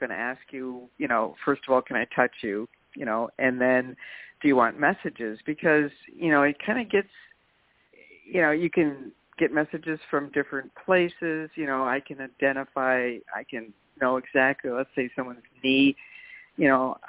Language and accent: English; St. Cloud, Minnesota, United States; also born or lived in California / Oregon; St. Cloud, Minnesota.